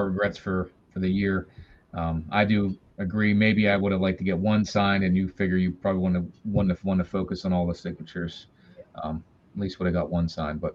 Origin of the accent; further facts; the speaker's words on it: Monroeville, Pennsylvania, United States; moved away; there's a show that's been going on in my hometown for a number of years. It's the Steel City Con in Monroeville, Pennsylvania.